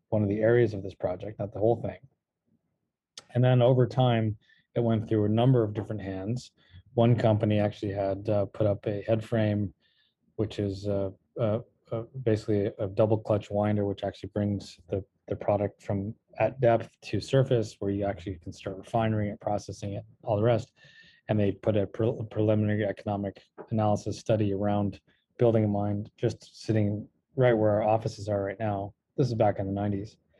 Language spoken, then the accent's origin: English; California, United States; moved away; also born or lived in Los Angeles / Virginia; I'm actually also Yankee. I hail from California